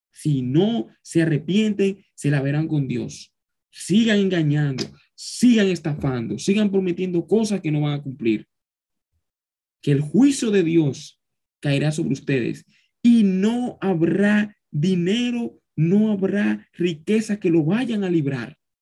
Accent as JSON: {"language": "Spanish", "country": "Dominican Republic", "said": "joven dominicano que soy"}